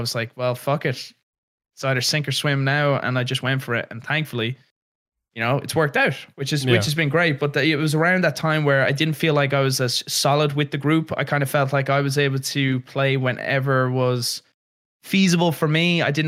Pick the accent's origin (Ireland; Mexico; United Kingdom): Ireland; growing up in Ireland